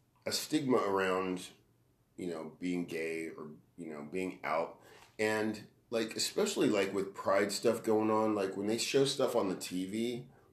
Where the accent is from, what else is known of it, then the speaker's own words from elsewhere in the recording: Bakersfield, California, United States; I grew up in Bakersfield, so in the 70s and 80s